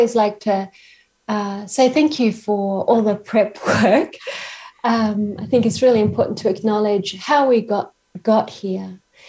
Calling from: Queensland, Australia; I'm calling from Australia, from Queensland, and I'm in an Aboriginal country, First Nations country called Gubbi Gubbi Country.

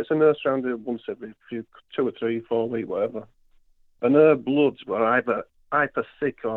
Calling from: Yorkshire and the Humber, United Kingdom; uh, West Yorkshire, mate. How are we doing?

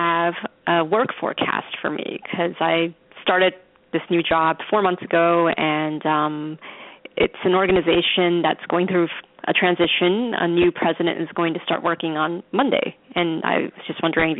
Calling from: New York, United States; I'm calling from New York.

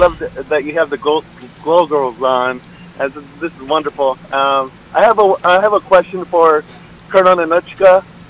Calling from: San Diego, California, United States; I'm calling from San Diego, California.

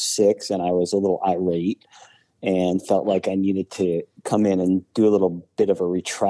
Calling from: Cincinnati, Ohio, United States; I'm calling in from Cincinnati.

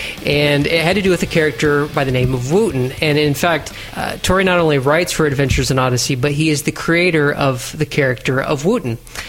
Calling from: Italy; Well, since I am Skyping from Italy and live in Italy, I have a very high appreciation for this strong coffee

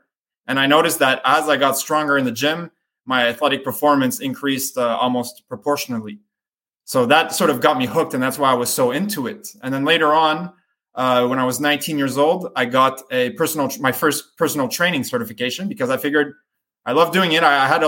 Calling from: Montreal, Quebec, Canada; I'm calling from Montreal, Canada.

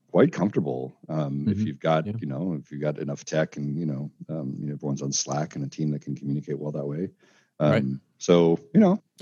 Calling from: Seattle, Washington, United States; I am talking to you from Seattle, Washington, looking out my my window at uh, at lovely Belltown here.

